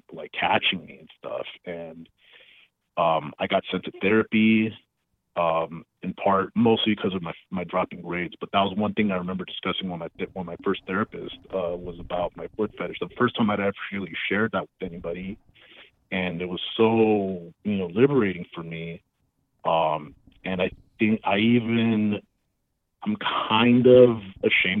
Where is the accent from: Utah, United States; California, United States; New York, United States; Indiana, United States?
California, United States; Los Angeles; I grew up in Los Angeles